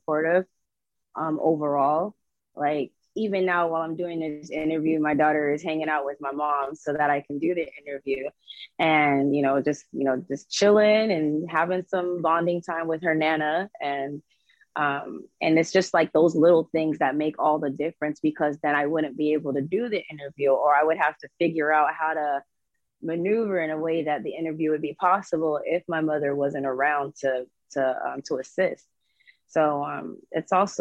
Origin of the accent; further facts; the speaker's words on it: Fort Lauderdale, Florida, United States; I am from Fort Lauderdale, Florida